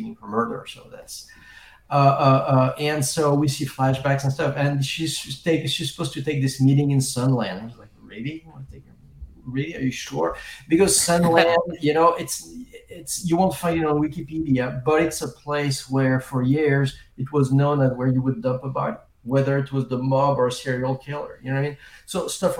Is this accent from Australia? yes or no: no; France; also born or lived in England; now in Los Angeles, United States; I grew up in France. Then I moved to England for a little while. And then I've been in L.A. for 30 years